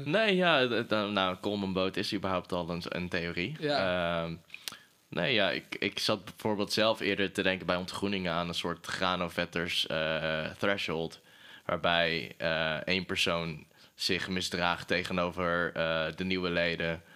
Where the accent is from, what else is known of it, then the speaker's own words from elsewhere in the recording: Breda, North Brabant, Netherlands; moved away; ik kom oorspronkelijk uit Breda